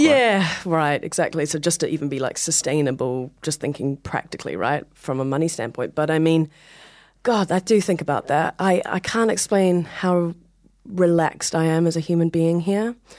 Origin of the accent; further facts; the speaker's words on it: Hamilton, Waikato, New Zealand; moved away as an adult; now in New York, United States; I'm from New Zealand